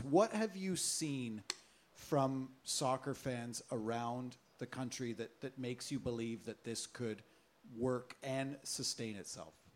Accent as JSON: {"language": "English", "town": "Oshawa", "region": "Ontario", "country": "Canada", "tie": "born or raised there", "said": "my hometown of Oshawa"}